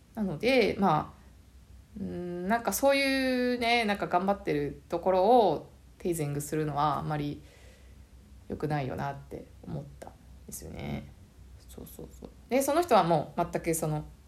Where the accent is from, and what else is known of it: Japan; moved away as an adult; now in Canada